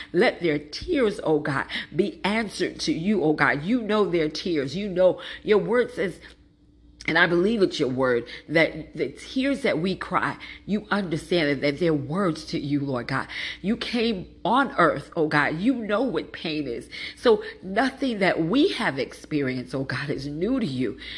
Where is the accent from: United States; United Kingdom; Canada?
United States; New York City, New York; moved away as an adult; also born or lived in East Orange, New Jersey; I grew up in Brooklyn